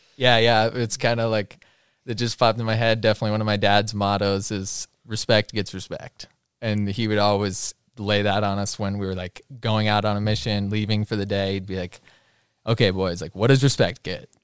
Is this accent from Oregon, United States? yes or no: yes; Bend, Oregon, United States; Born and raised in Bend